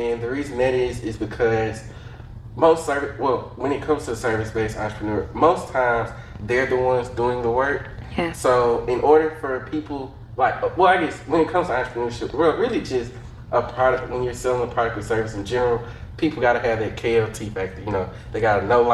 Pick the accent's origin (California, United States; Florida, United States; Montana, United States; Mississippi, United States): Mississippi, United States; Jackson; I'm especially proud to be from Jackson, Mississippi. Like I've been born, raised, paid in Jackson.